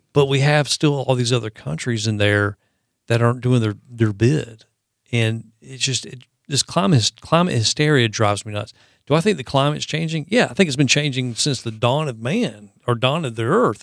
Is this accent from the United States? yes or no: yes; the South, United States; There's a special place in my heart as a Southerner for Waffle House